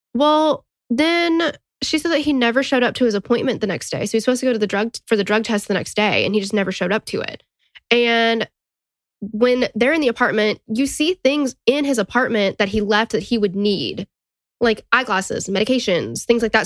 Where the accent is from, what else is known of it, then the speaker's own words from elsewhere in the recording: Tennessee, United States; accent: Southern; But we're from Tennessee. We get it if you think we sound stupid because we're Southern